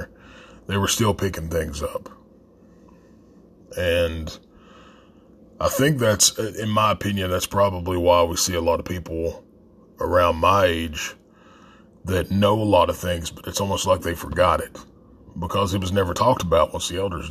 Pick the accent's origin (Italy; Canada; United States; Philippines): United States; Appalachia; a lot of us that grew up in the area